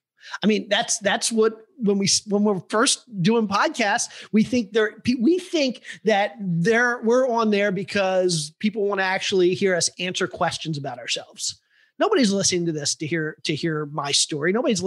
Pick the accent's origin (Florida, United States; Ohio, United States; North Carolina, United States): Ohio, United States; Cleveland; I grew up in Cleveland and I went to college and then I started a business.